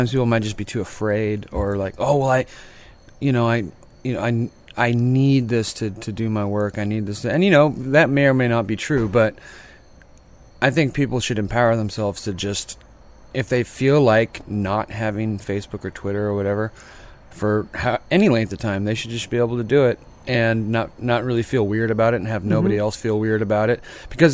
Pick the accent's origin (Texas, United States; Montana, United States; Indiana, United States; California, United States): California, United States; Sacramento; also born or lived in Salinas, California / San Francisco, California; now in San Joaquin Valley, United States; I grew up towards Placerville, but I'm pretty much from Sacramento, and then I moved to San Francisco for many years